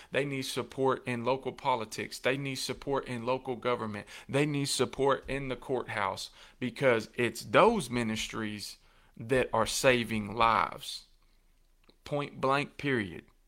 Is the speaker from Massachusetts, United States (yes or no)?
no; Coffee County, Tennessee, United States; in my hometown and in my ho-, my home county